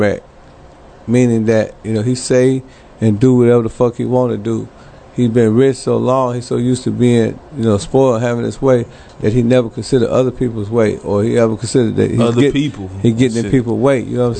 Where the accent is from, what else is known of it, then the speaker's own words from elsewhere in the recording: Milwaukee, Wisconsin, United States; You know, I'm from Milwaukee. I'm from a small ass town, but you know, we did it big, man.